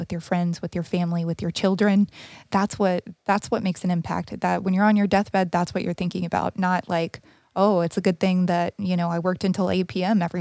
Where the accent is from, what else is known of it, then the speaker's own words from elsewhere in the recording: Texas, United States; now in California, United States; I had a really hard time when I moved to California because I came from Texas from the South